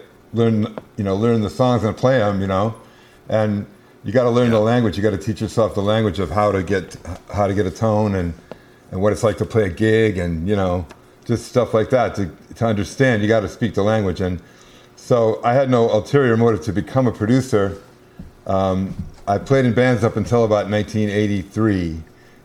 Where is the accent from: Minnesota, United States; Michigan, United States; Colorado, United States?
Minnesota, United States; Minneapolis; grew up in Minneapolis